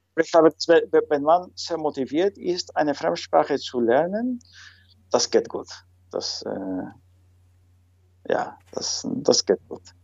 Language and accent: German; Lima, Peru; first language Spanish; German is a second language; moved away as an adult; now in Netherlands; ich komme ursprünglich aus Lima, die Hauptstadt äh, von Peru.